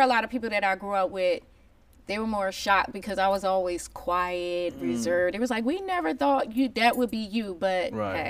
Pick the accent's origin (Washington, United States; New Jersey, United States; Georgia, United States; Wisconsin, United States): New Jersey, United States; Plainfield; I grew up in Plainfield.